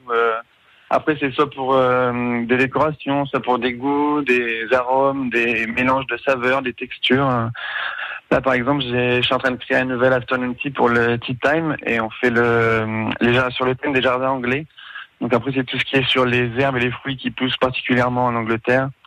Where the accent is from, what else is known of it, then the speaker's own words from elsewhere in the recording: France; on arrive un petit peu avec une crédibilité parce qu'on est français, oui.